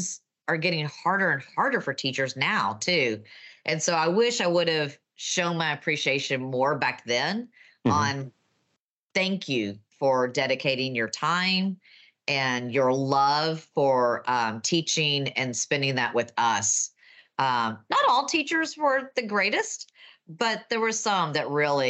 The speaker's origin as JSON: {"language": "English", "region": "Texas", "country": "United States", "accent": "Texan", "said": "my Texan accent"}